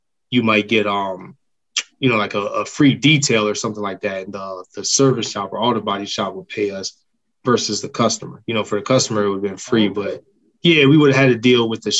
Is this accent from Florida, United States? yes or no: yes; Miami, Florida, United States; now in Maryland, United States; I'm actually from Miami